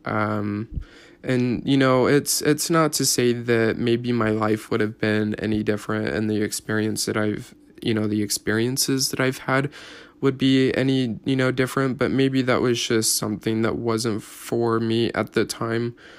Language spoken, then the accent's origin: English; Salt Lake City, Utah, United States; I was born here in, uh, Utah, up at the University of Utah